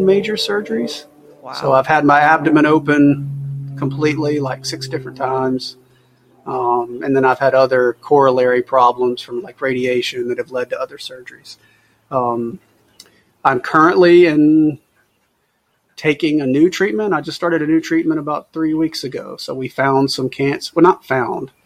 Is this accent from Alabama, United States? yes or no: yes; Mobile, Alabama, United States; I'm from Mobile, Alabama.